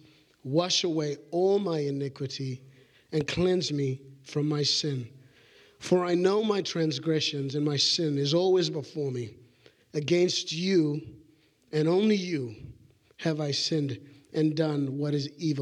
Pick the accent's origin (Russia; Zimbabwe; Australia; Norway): Zimbabwe; moved away; when I was growing up in Zimbabwe in an orphanage